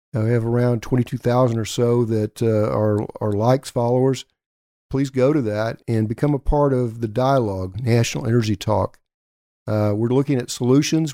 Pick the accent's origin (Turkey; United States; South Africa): United States; Elk City, Oklahoma; Elk City, Oklahoma, my hometown